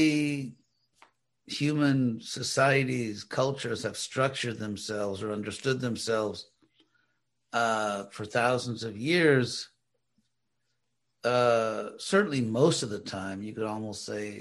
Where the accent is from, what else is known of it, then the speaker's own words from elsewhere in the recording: Los Angeles, California, United States; where I grew up in Los Angeles, they call people Angelinos.